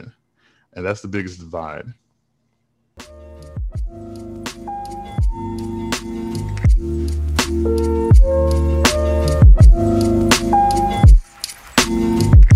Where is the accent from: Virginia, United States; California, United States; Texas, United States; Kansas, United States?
Texas, United States; Houston; I grew up in Houston, a big, wide minority area